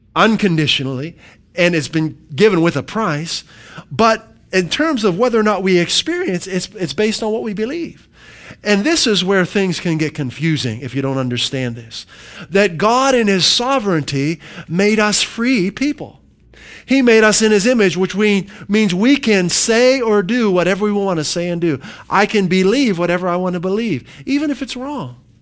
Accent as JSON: {"language": "English", "region": "Pennsylvania", "country": "United States", "tie": "born or raised there", "moved": "yes", "said": "when I grew up in Pennsylvania"}